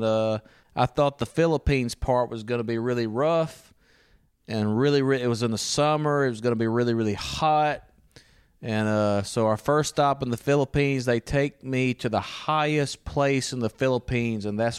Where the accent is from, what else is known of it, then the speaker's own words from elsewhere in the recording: Louisiana, United States; moved away as an adult; now in Italy; I'm originally from Louisiana.